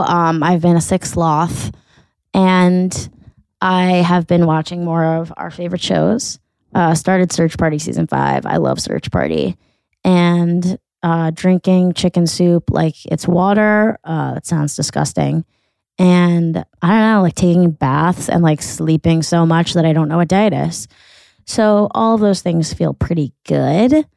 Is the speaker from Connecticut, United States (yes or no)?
yes; Weston, Connecticut, United States; I'm from Weston